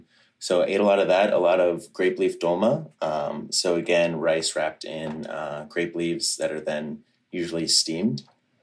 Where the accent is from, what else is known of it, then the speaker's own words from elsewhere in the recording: Virginia, United States; moved away as an adult; also born or lived in Kentucky / Boston, Massachusetts; I grew up in Virginia. My dad's side of the family, his mom is Armenian.